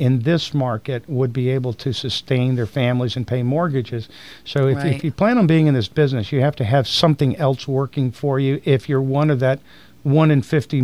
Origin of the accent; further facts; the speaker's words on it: Tampa, Florida, United States; I was born in Tampa. Raised here, my family's here